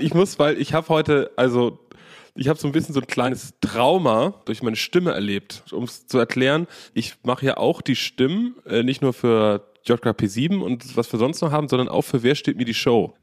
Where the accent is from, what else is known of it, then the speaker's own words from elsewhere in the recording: Germany; Ich bin aus Deutschland